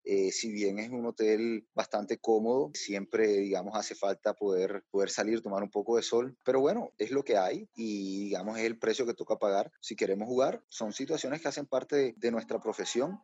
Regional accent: Barranquilla, Atlántico, Colombia; also born or lived in Bogotá; yo soy barranquillero

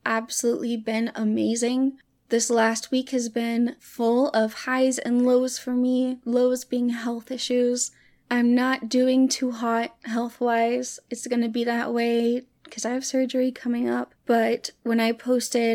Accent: Hot Springs, United States; moved away; my hometown in Hot Springs

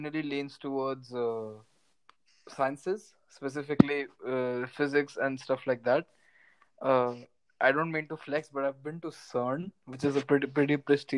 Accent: Delhi, India; I was born and brought up in India. And Delhi.

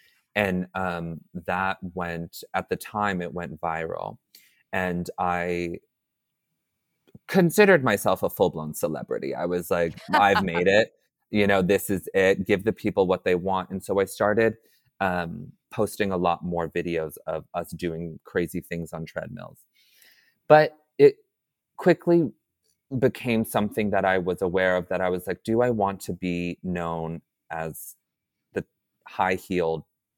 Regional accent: Atlanta, Georgia, United States; born there; So like I said, I was adopted. I was born in Atlanta, Georgia, and I was adopted at 2 weeks.

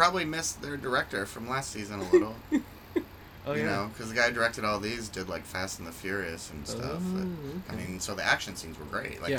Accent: Kentucky, United States; moved away as an adult; also born or lived in Bowling Green, Kentucky; now in Chicago, United States; I got a scholarship to Western Kentucky in Bowling Green, and that took me out of my hometown

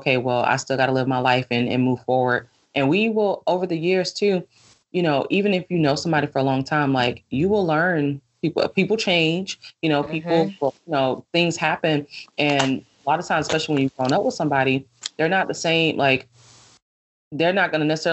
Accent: Atlanta, Georgia, United States; moved away as an adult; now in Los Angeles, United States; I'm from Atlanta

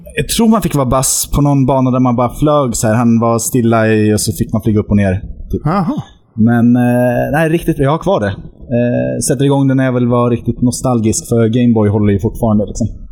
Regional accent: Mariefred, Södermanland, Sweden; moved away; also born or lived in Norway; därifrån kommer jag, för born and raised så att säga.

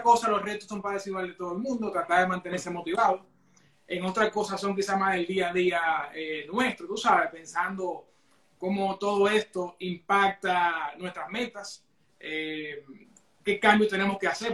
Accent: Santiago de los Caballeros, Santiago, Dominican Republic; moved away as an adult; now in Toronto, Canada; santiagueros de corazón, dominicanos de pura cepa.

